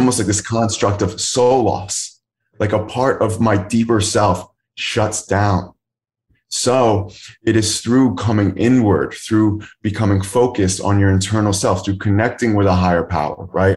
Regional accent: Philadelphia area, Pennsylvania, United States; moved away as an adult; also born or lived in Kenya; born outside the Philadelphia area, that's where I'm currently living again right now

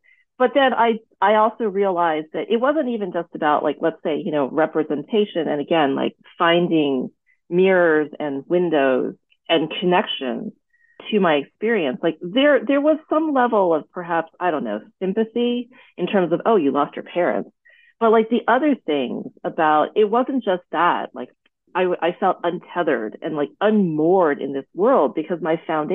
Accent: United States; an American-born daughter of Thai immigrants

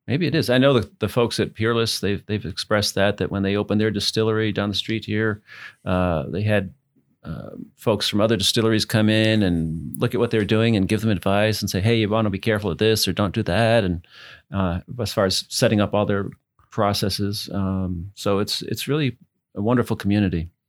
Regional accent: New England, United States; moved away as an adult; also born or lived in Massachusetts; now in Louisville, United States; I'm from New England

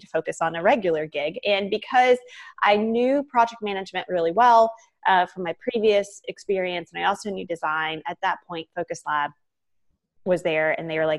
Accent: Savannah, Georgia, United States; also born or lived in Atlanta, United States / Miami, United States; I grew up in Savannah

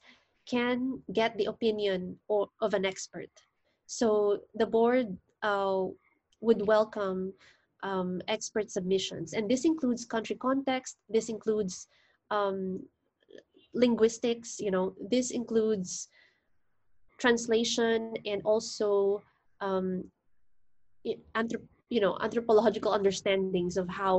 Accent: Philippines; I'm a lawyer from the Philippines

